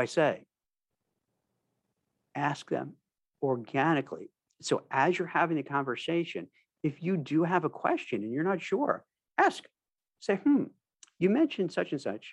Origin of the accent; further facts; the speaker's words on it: New York, United States; I'm from New York, native New York. I've been there, I've lived there most of my life